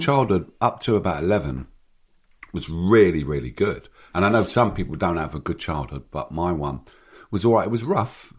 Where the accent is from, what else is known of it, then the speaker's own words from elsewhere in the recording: London, United Kingdom; growing up in Hackney